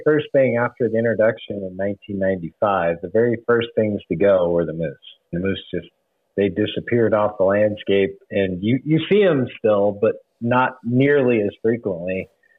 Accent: Wyoming, United States; growing up in Wyoming, we used to have a really robust moose population too. I used to be able to go up around the greater Yellowstone area where we live

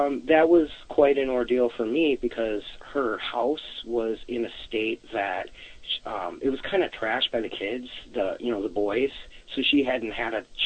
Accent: Wisconsin, United States; I'm from Wisconsin

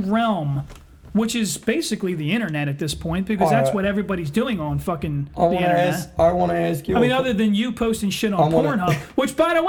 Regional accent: Eddystone, Pennsylvania, United States; I grew up in Eddystone.

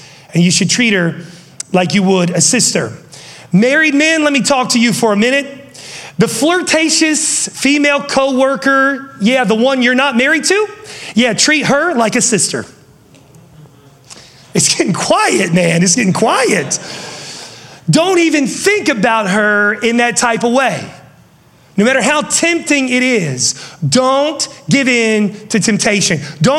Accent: West Virginia, United States; And yes, I am from West Virginia.

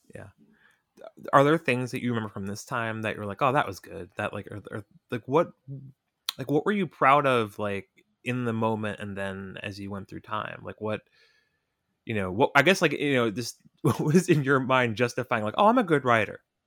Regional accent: United States; in the suburbs of New York as, a, as a kid in, like, nineteen ninety-four

